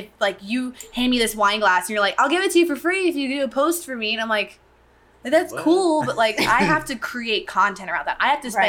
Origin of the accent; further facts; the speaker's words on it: Ocean Springs, Mississippi, United States; born there; So I was born in Ocean Springs, Mississippi.